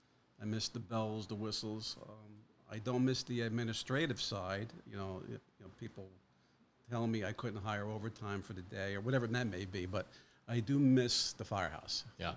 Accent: New Jersey, United States; born or raised there; also born or lived in Carbondale, Pennsylvania

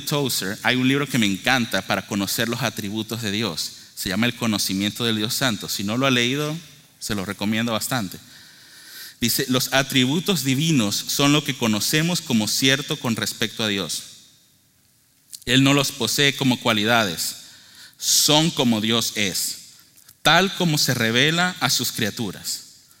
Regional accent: Venezuela; yo soy de Venezuela

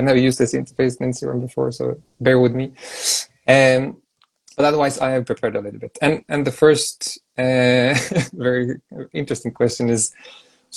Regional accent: Sweden; I'm from Sweden, which is a neighboring country

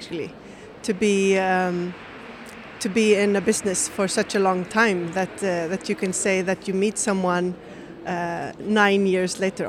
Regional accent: Reykjavik, Capital Region, Iceland; So I'm from Reykjavik. I'm from Reykjavik, Iceland

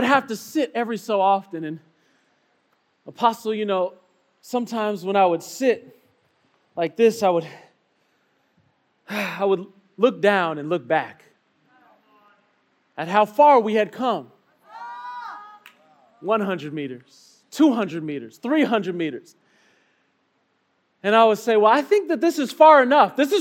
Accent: Chicago, Illinois, United States; I'm a city boy. You know, I come from Chicago, you know, so paved streets is my thing

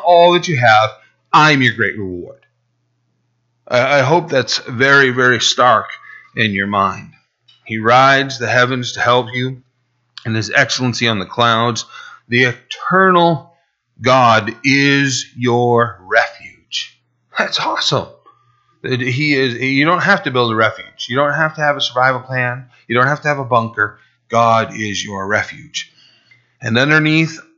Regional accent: United States; We as American Christians

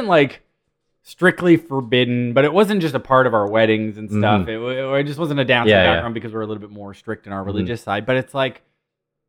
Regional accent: Alberta, Canada; moved away; I come from Alberta

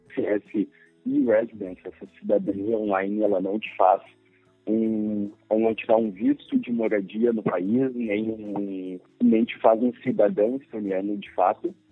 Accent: Brazil; são brasileiros

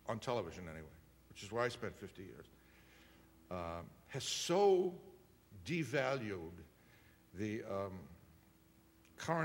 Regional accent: Worcester, Massachusetts, United States; my very first job was in my hometown of Worcester, Massachusetts

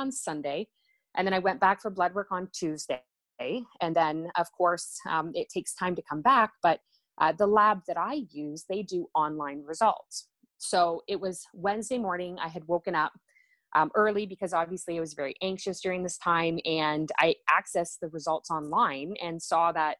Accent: Ontario, Canada; I'm from Ontario, Canada

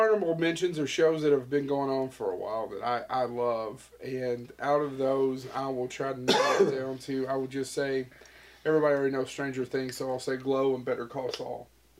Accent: Eastern Kentucky, United States; I am from the Eastern Kentucky.

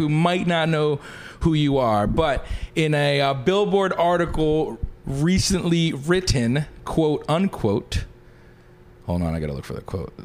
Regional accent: Philadelphia, Pennsylvania, United States; also born or lived in Pittsburgh; I went to Pittsburgh, so I was from Philly.

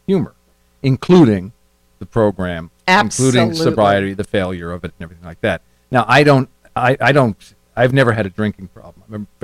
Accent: Scituate, Massachusetts, United States; In Scituate, Massachusetts, but you have to break, so I'll tell you later.

